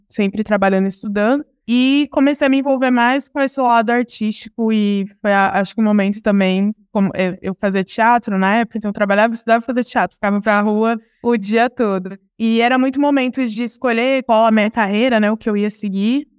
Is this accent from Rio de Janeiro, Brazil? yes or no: no; Ribeirão Preto, São Paulo, Brazil; eu sou nascida e criada em Ribeirão Preto, interior de São Paulo